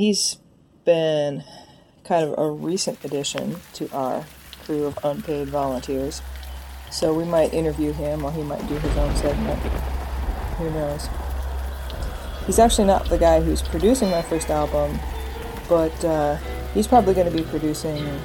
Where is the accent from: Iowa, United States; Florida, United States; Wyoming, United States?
Iowa, United States; moved away as an adult; now in Texas, United States; I grew up in Iowa, traveled around a lot, and now I'm here.